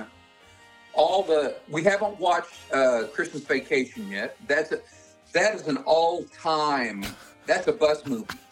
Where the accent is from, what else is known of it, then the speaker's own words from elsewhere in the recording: Oklahoma, United States; I grew up in Oklahoma riding horses